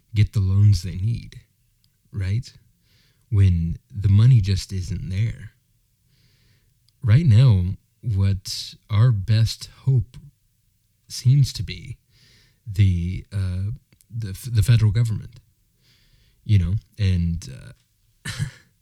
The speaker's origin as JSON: {"language": "English", "country": "United States"}